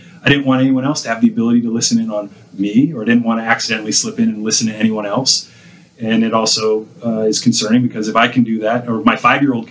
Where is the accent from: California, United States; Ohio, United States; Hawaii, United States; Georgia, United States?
California, United States; San Francisco